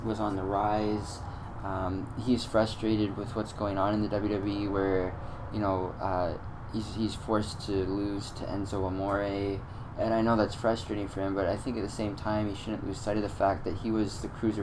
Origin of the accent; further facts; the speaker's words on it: Canada; also born or lived in Ontario; I live in Ontario, I'm a Canadian citizen